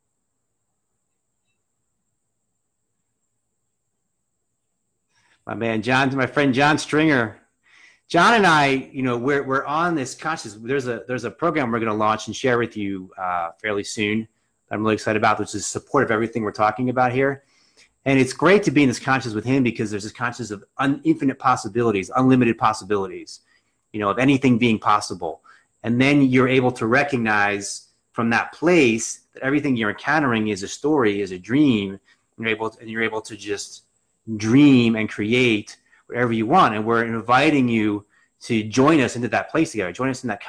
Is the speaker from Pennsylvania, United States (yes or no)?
yes; Reading, Pennsylvania, United States; I grew up in outside of Reading.